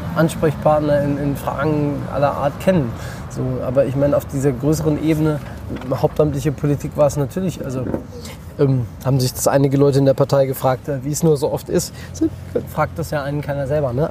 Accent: Roßdorf, Hesse, Germany; also born or lived in Frankfurt / Erfurt; Rostorf dazu, wo ich herkomme

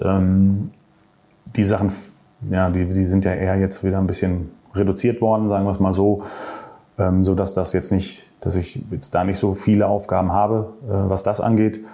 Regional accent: Marl, North Rhine-Westphalia, Germany; Ich komme ja aus Mal

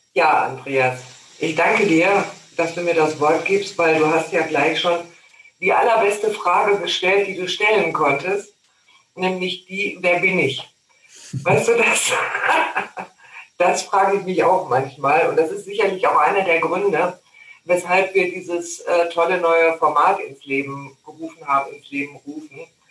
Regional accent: North Rhine-Westphalia, Germany; now in Lake Constance, Germany; ich bin ja in Nordrhein-Westfalen groß geworden

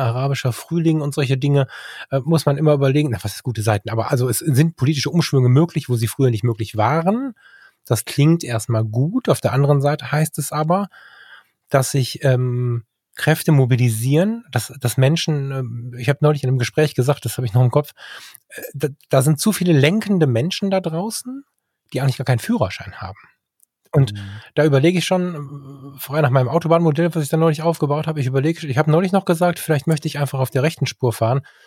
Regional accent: Ruhr area, North Rhine-Westphalia, Germany; bei uns im Ruhrgebiet an der Bude

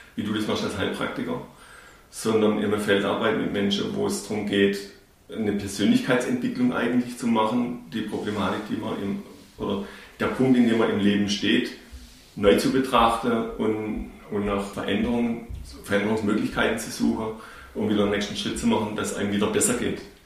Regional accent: Kinzigtal, Baden-Württemberg, Germany; accent: Urbayer; also born or lived in Bavaria; schon hier im Kinzigtal, wo wir aufgewachsen sind, obwohl wir gebürtig aus Bayern kommen

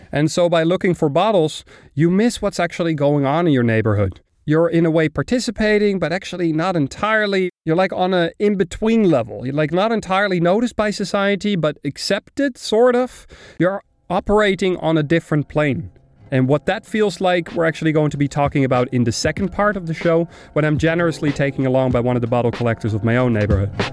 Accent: Amsterdam, North Holland, Netherlands; English is a second language; moved away as an adult; now in Berlin, Germany; my hometown Amsterdam

